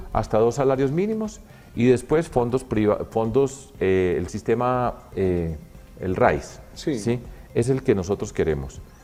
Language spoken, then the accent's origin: Spanish; Colombia